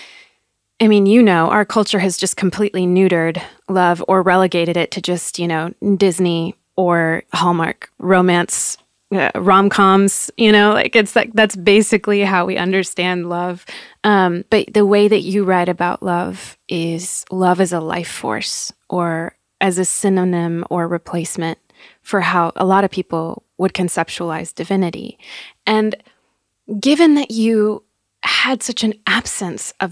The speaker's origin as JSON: {"language": "English", "town": "Madrid", "region": "Community of Madrid", "country": "Spain", "tie": "born or raised there", "said": "I grew up in Madrid"}